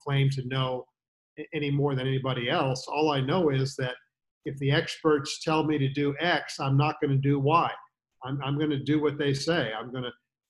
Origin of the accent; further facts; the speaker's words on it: Sanford, Maine, United States; moved away; also born or lived in Florida; I grew up in the golfing hotbed known as the state of Maine.